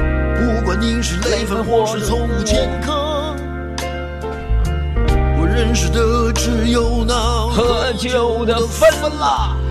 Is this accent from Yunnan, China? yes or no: no; Fujian, China; 你猜不到吧？H 打头，我是福建人呐。